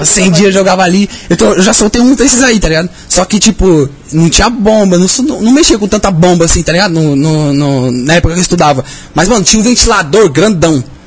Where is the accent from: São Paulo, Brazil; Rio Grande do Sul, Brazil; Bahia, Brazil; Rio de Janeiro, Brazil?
São Paulo, Brazil; Cajamar; nasci lá no interior mesmo, Cajamar